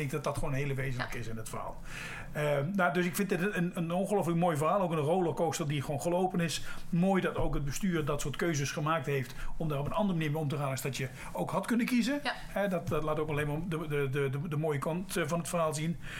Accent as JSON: {"language": "Dutch", "country": "Netherlands", "said": "als Nederlanders zijn we"}